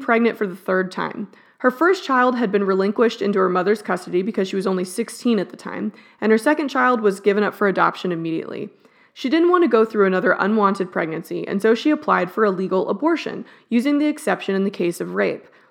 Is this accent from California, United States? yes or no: no; Texas, United States; born or raised there